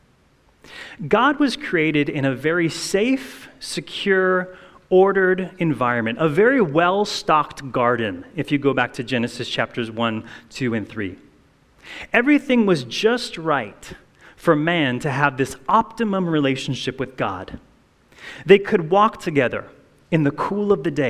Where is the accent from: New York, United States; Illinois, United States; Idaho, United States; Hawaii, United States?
Hawaii, United States; I grew up in Hawaii